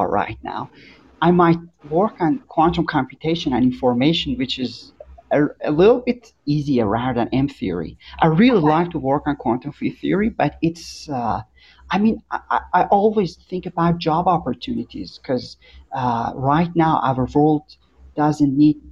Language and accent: English; Iran; English is a second language; I'm from Iran.